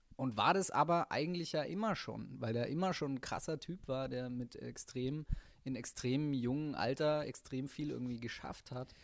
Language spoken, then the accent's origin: German; Middle Franconia, Bavaria, Germany; now in Cologne, Germany; Ursprünglicher Franke aus Mittelfranken, Hilbertstein, Nürnberg